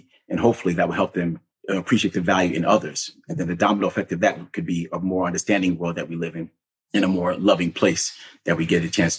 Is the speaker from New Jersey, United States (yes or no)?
yes; New Jersey, United States; also born or lived in Jamaica (ancestry); And my parents are immigrants. I'm first generation from Jamaica. So we all were pretty much there in New Jersey, New York, and the families were very close on both sides.